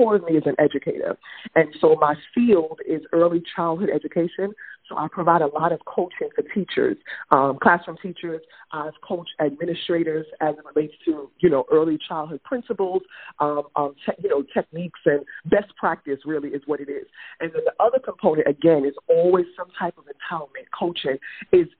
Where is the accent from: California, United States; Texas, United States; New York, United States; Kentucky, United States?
New York, United States; New York City; I'm from Brooklyn